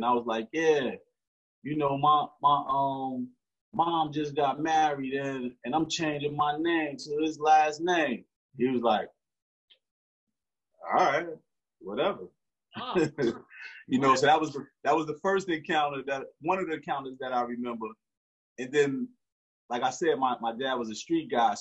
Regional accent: Newark, New Jersey, United States; Born and raised in Newark, New Jersey

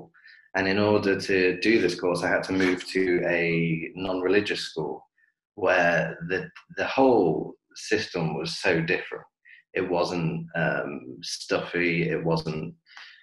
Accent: Coventry, West Midlands, United Kingdom; moved away as an adult; now in Dubai, United Arab Emirates; I am from Coventry in the Midlands

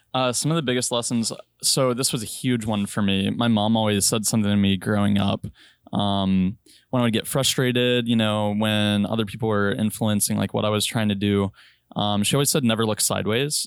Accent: Richmond, Virginia, United States; moved away; also born or lived in Chicago / North Dakota / Hawaii; I'm from Richmond, Virginia

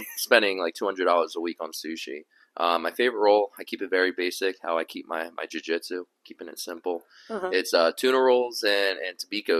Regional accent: Cherry Hill, New Jersey, United States; living in Jersey, growing up in Cherry Hill

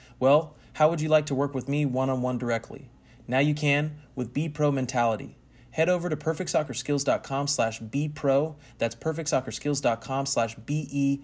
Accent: California, United States; my home state of California

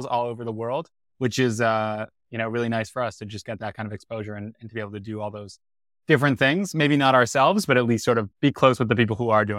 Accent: Toronto, Ontario, Canada; Did my undergrad at Penn, like Varun, and then I'm originally from Toronto.

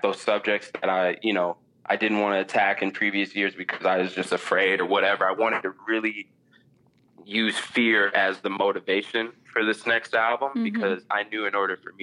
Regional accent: Minneapolis, Minnesota, United States; I'm from Minneapolis

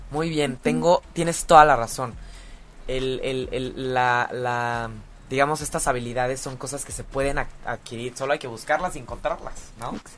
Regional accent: Mexico; somos chismosísimos los mexicanos

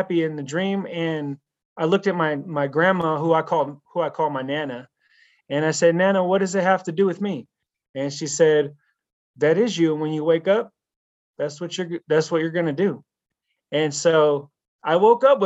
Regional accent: Pittsburg, California, United States; moved away as an adult; I moved across the country back to my hometown of Pittsburgh, California

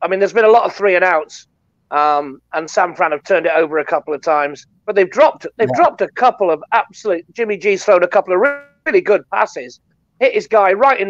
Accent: North West England, United Kingdom; I'm from the northwest of England. I'm 150 miles from London.

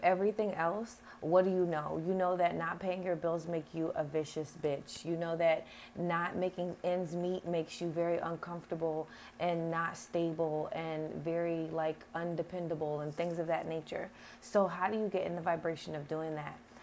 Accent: United States; I am American

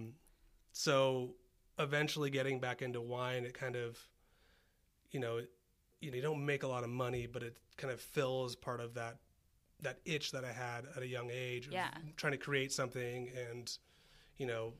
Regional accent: Santa Cruz, California, United States; moved away as an adult; also born or lived in Santa Rosa, California / Redlands, California; now in Idaho, United States; I grew up in Santa Cruz, went to high school there

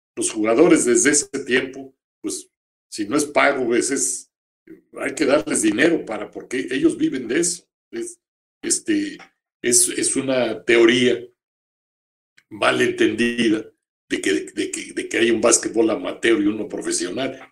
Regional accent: Mexico; nosotros somos mexicanos 125 aquí y 35 allá.

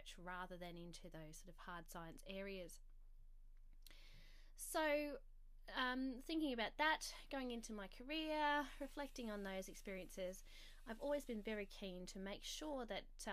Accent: South Australia, Australia; I grew up in South Australia

